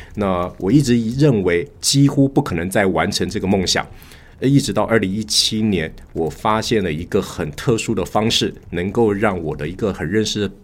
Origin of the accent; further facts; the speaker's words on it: Taipei, Taiwan; moved away as an adult; also born or lived in Shenzhen, China; 今年五十四岁，呃，现在是个土生土长的台北人。那我过去曾经有十多年的时间定居在对岸的深圳